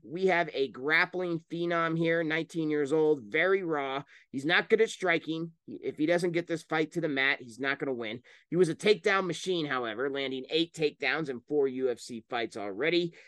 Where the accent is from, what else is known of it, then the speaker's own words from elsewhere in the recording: Denver, Colorado, United States; I am from Denver